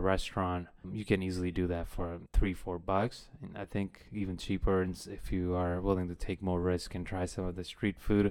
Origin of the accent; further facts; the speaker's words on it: India; moved away; growing up in India